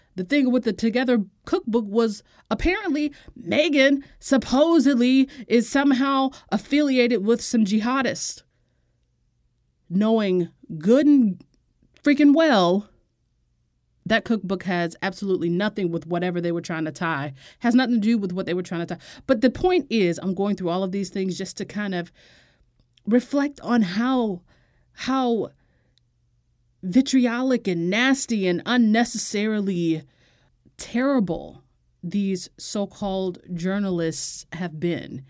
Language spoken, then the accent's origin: English; United States; as an American